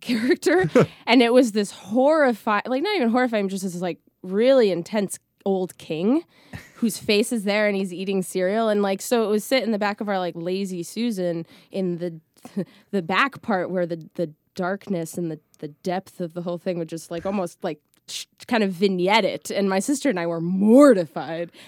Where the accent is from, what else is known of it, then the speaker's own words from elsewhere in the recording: Scranton, Pennsylvania, United States; moved away; a bulk of my childhood, childhood was in, uh, northeastern Pennsylvania in, like, the Scranton Dunmore area